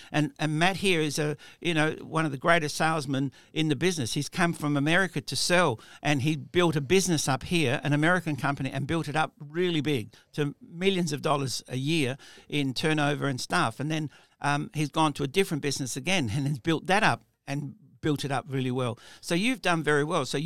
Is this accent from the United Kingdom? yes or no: yes; England, United Kingdom; And, and me being English, they would say to me, Oh, we understand your English.